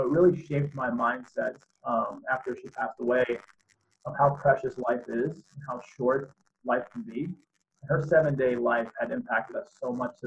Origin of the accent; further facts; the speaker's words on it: Boston, Massachusetts, United States; the town I grew up in Boston